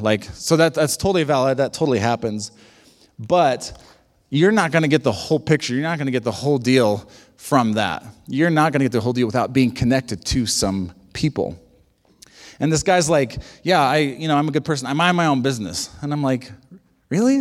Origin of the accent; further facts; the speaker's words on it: United States; we're very American